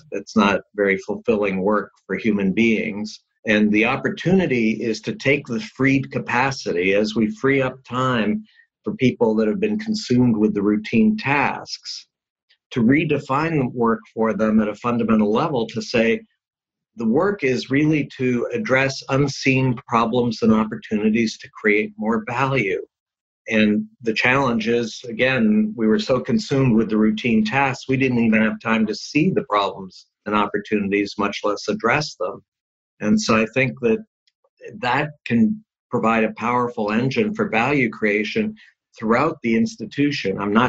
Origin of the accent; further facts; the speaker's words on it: California, United States; Certainly one key one, since I'm from Silicon Valley, is mm-hmm. digital technology